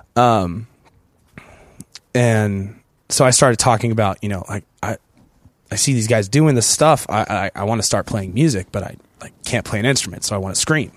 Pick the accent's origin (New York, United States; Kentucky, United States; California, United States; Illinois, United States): California, United States; San Diego; my hometown, San Diego